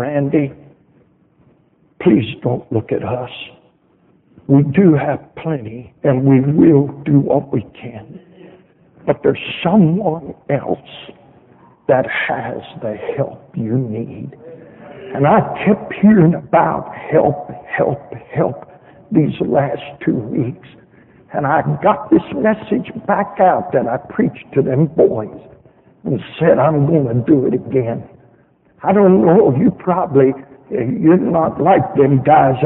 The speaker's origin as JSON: {"language": "English", "country": "United States", "said": "we're from America."}